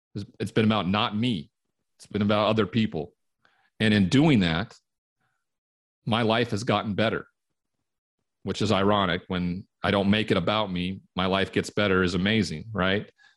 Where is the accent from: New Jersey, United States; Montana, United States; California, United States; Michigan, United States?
Montana, United States; Great Falls; moved away as an adult; Growing up in Montana, cowboy culture